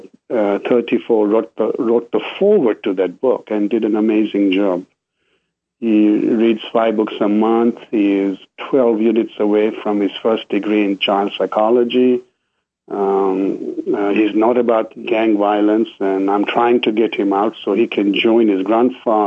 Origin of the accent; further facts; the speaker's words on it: Kenya; moved away; also born or lived in England; I grew up in Kenya.